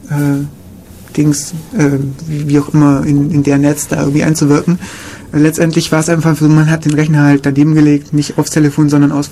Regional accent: Kaufbeuren, Bavaria, Germany; in meiner Heimatstadt Kaufbeuren gab es irgendwie auch eine.

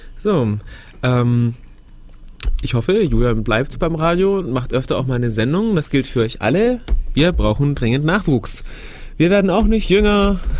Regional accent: Germany; bei uns in Deutschland

